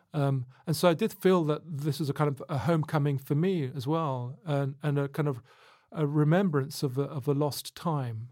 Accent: Luton, East of England, United Kingdom; I was growing up in Luton

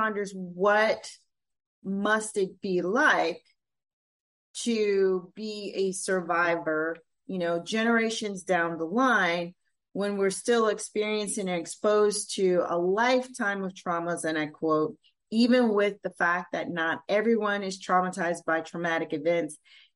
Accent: Louisiana, United States; In my community, Creole, African-American background, born in Louisiana

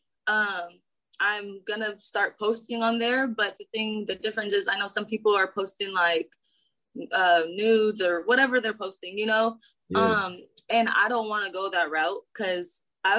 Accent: San Diego, California, United States; I am from San Diego.

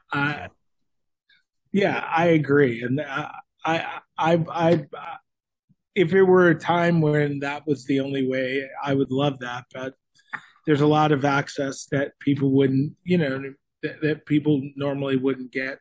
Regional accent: Florida, United States; now in Nashville, United States; we're from Florida, and now we're based in Nashville, Tennessee.

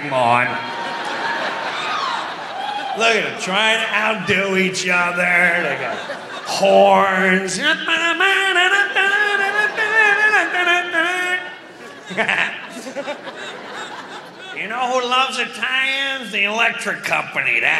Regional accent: Long Island, New York, United States; growing up on Long Island

